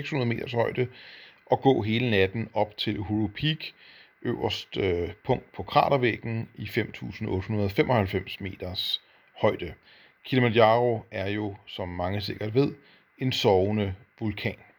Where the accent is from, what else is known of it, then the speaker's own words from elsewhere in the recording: Denmark; som dansker